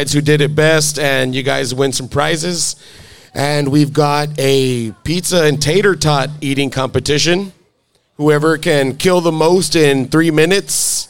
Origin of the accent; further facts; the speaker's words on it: Alamo, Texas, United States; in Alamo, Texas, my hometown